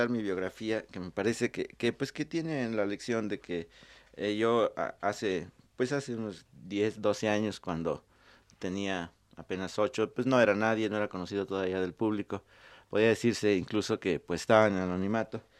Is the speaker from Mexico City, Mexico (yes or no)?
yes; Mexico City, Mexico; born there; yo nací en el Distrito Federal hace mucho tiempo, bueno, hace algunos años